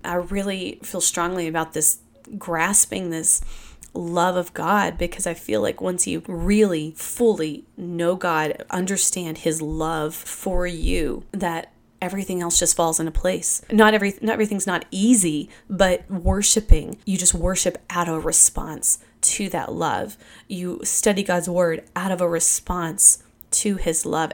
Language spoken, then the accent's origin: English; Kentucky, United States; I grew up in Kentucky.